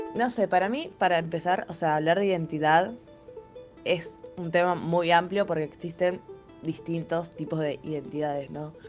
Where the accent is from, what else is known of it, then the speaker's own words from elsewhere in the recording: Rosario, Santa Fe, Argentina; soy de Rosario